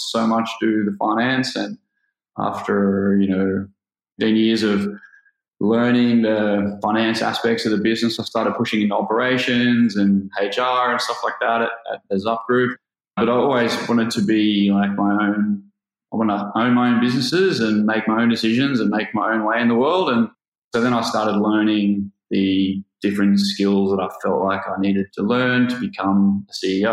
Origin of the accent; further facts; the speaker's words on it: Gold Coast, Queensland, Australia; also born or lived in London; I'm from the Gold Coast, and I worked in accounting here on the Gold Coast